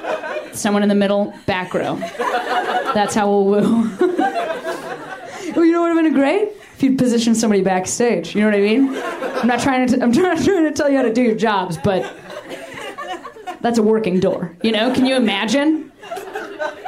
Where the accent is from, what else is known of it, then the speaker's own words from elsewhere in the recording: Midwest, United States; I'm from the Midwest myself.